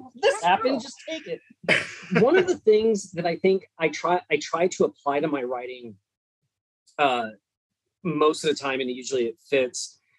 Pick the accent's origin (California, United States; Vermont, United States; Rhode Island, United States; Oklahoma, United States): California, United States; moved away as an adult; now in Texas, United States; I grew up in California, but I've been in Texas for holy cow since 2006